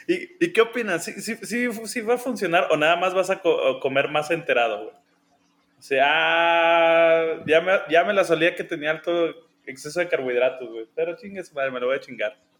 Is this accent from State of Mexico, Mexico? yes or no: yes; State of Mexico, Mexico; yo soy de, de México, Distrito Federal